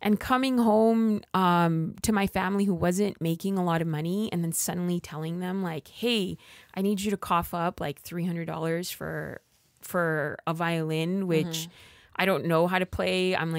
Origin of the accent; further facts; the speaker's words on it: Los Angeles, California, United States; I grew up in East Los Angeles in what is a low income community.